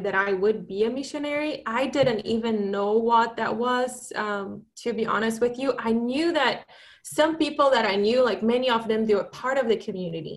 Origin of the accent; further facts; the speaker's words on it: Brazil; moved away as an adult; also born or lived in Italy / Michigan / Boston; So I grew up in Brazil.